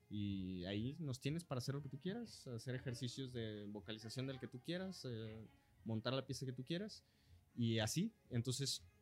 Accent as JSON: {"language": "Spanish", "region": "Los Altos de Jalisco", "country": "Mexico", "said": "yo también soy"}